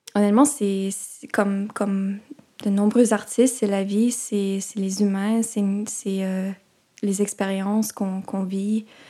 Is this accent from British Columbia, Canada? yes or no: yes; Vancouver, British Columbia, Canada; moved away as an adult; also born or lived in Toronto; j'ai grandi principalement à Vancouver